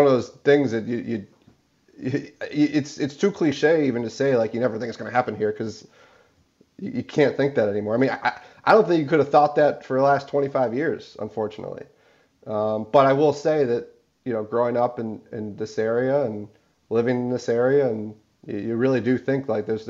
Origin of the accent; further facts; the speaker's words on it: Highland Park, Illinois, United States; I grew up in Highland Park